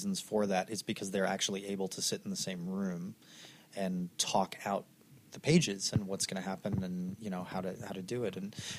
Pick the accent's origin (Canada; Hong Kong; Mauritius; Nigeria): Canada; also born or lived in Glasgow, Scotland; I'm Canadian born